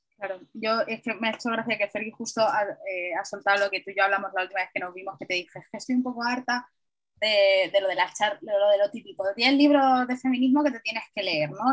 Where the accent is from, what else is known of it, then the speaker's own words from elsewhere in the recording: Madrid, Community of Madrid, Spain; yo soy una madrileña muy madrileña